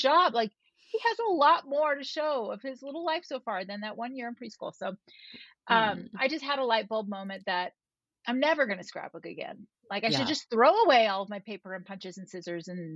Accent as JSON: {"language": "English", "region": "Florida", "country": "United States", "tie": "born or raised there", "moved": "yes", "lives_now": "Utah, United States", "said": "I grew up in Florida"}